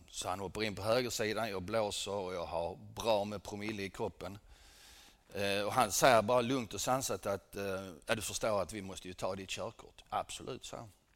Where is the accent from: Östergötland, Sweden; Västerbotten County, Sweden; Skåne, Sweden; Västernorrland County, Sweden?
Skåne, Sweden; Helsingborg; Jag föddes här i Helsingborg 1963